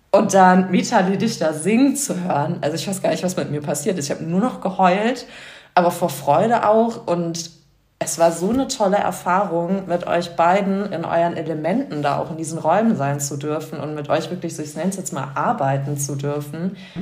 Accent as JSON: {"language": "German", "region": "New York", "country": "United States", "tie": "born or raised there", "also_born_or_lived": "Frankfurt / Vancouver", "moved": "yes", "lives_now": "Munich, Germany", "said": "ich bin ursprünglich aus Frankfurt in New York aufgewachsen und dann irgendwie über Ecken nach München so gekommen."}